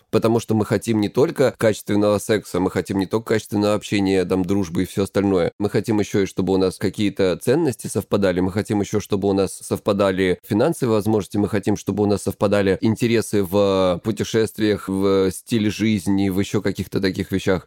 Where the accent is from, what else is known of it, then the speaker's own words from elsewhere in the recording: Krasnodar Krai, Russia; я лысый и я с Кубани